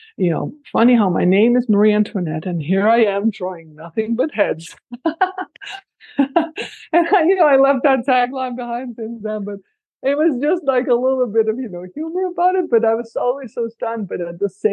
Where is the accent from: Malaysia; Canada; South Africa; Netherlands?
Netherlands; moved away as an adult; now in Paradise Valley, United States; I grew up in the Netherlands